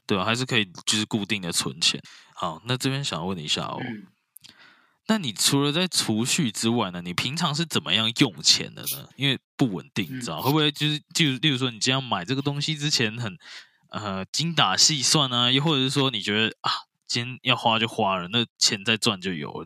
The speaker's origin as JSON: {"language": "Chinese", "country": "Taiwan", "said": "我们台湾人最常吃的东西，卤肉饭"}